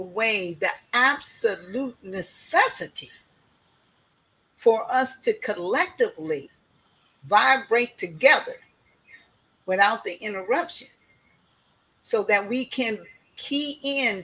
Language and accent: English; Oakland, California, United States; now in Seattle, United States; I'm originally from Oakland, California